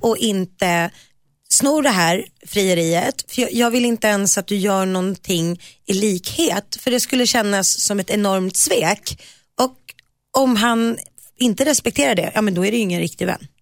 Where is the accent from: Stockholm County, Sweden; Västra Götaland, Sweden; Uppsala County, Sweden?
Stockholm County, Sweden; Nacka; ute i Nacka där jag växte upp